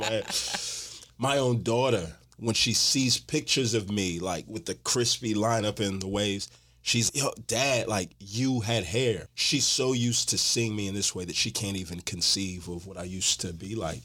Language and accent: English; Houston, Texas, United States; moved away as an adult; now in Atlanta, United States; Born and raised in Houston, Texas, living Atlanta right now.